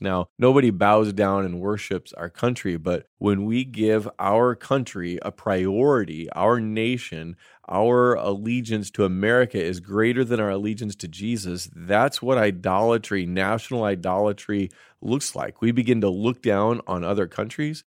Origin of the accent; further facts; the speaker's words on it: United States; we are also Americans